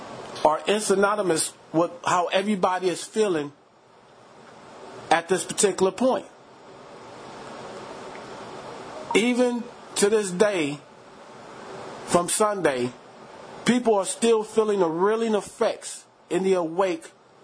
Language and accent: English; Los Angeles, California, United States; in the city of Los Angeles, my hometown